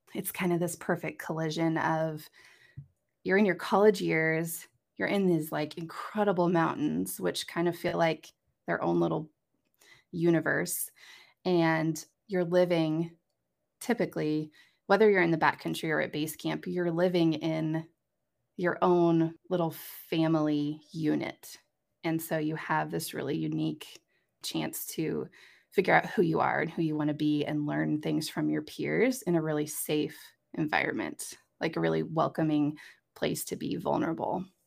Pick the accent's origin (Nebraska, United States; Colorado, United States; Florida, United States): Nebraska, United States; Lincoln; moved away as an adult; also born or lived in Des Moines, Iowa; I am coming to you from Lincoln, Nebraska, I actually just moved back home. This is my hometown